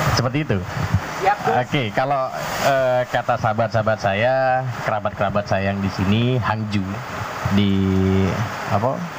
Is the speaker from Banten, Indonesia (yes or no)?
no; Jember, East Java, Indonesia; now in Trenggalek, Indonesia; asal usul saya dari Jember